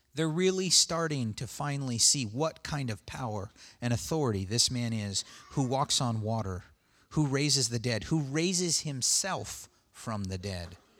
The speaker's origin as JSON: {"language": "English", "country": "United States", "said": "I'm an American"}